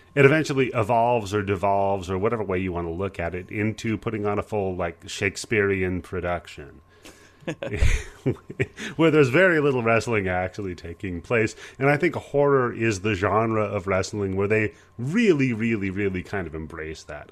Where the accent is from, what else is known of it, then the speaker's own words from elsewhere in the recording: Pacific Northwest, United States; I grew up in the Pacific Northwest, so I was, uh, part of the whole Portland wrestling thing